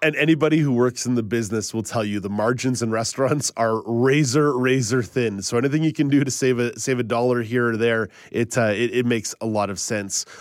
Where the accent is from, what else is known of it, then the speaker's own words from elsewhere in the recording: Quebec, Canada; growing up in Quebec